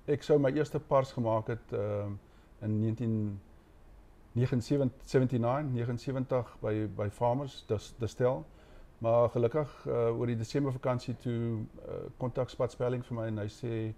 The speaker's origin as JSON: {"language": "Afrikaans", "region": "Karoo", "country": "South Africa", "tie": "born or raised there", "moved": "as an adult", "said": "ons het nie in die Karoo groot geword"}